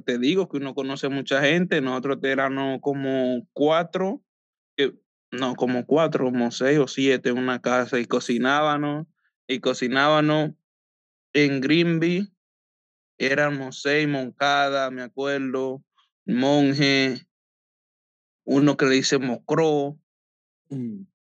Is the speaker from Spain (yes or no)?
no; Samaná, Dominican Republic; moved away as an adult; also born or lived in Santo Domingo, Dominican Republic; now in United States; Hasta como ocho o nueve años de ahí me fui hacia la capital con mi papá